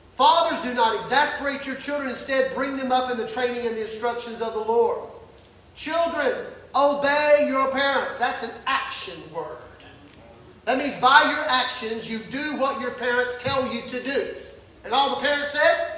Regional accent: the South, United States; growing up in the South

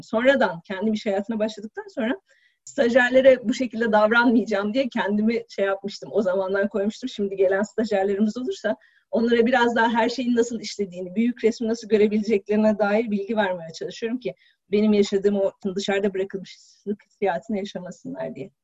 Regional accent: Balıkesir, Turkey; moved away as an adult; also born or lived in Istanbul; Ben Balıkesirliyim üniversite sebebiyle İstanbul'a geldim

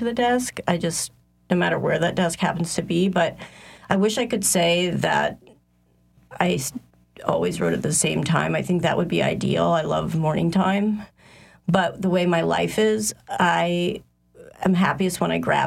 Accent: Ohio, United States; moved away as an adult; now in New Orleans, United States; I'm from Ohio. I've lived in New Orleans since 1999

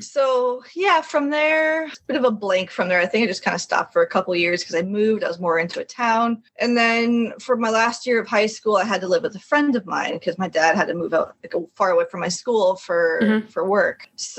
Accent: Quebec, Canada; also born or lived in Connecticut; I was born in Quebec, which is the French part of Canada.

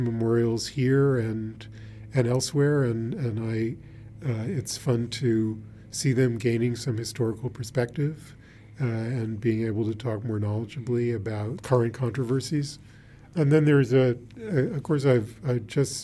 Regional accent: Washington, District of Columbia, United States; I grew up in Washington, D.C., and the first museum that I really got to know as a museum was the National Gallery

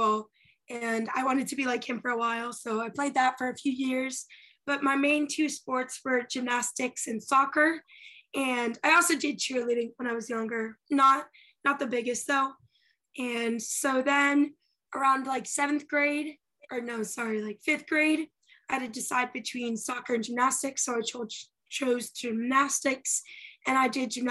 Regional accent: Andover, Massachusetts, United States; moved away as an adult; also born or lived in Miami, Florida; I am from Andover, Massachusetts. It's a small town, 30 minutes of Boston in Massachusetts

